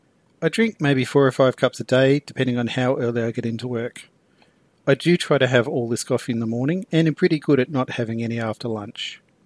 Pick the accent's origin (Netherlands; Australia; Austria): Australia; Queensland; now in Victoria, Australia; I've also travelled back home and got caught in a lockdown in my home state of Queensland over Christmas.